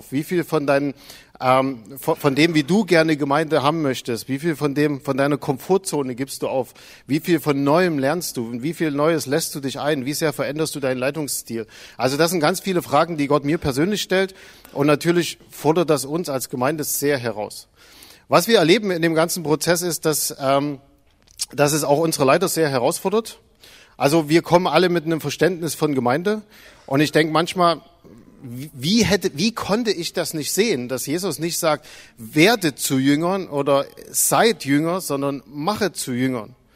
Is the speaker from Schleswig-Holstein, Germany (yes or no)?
no; Zwickau, Saxony, Germany; Also ich bin aus Zwickau.